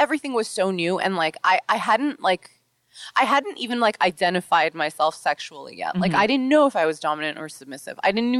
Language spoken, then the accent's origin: English; New York City, New York, United States; I grew up in New York City and I didn't know anyone in porn. Like it simply does not exist out here.